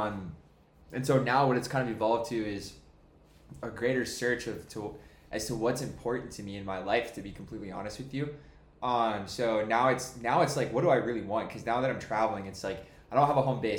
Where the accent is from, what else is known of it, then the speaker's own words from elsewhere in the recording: Jacksonville, Florida, United States; I grew up here in Jacksonville